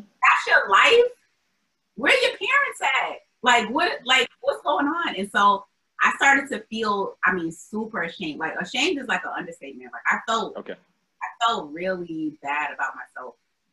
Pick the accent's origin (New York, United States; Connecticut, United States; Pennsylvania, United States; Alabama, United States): New York, United States; Albany; moved away as an adult; also born or lived in Atlanta, United States; now in Boston, United States; I love my hometown because that's where I'm from and that's where my family is